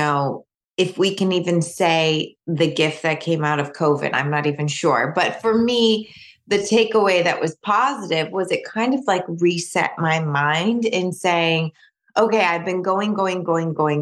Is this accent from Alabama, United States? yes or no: no; New York, United States; now in Michigan, United States; I'm from New York, a lot of my family still lives in New York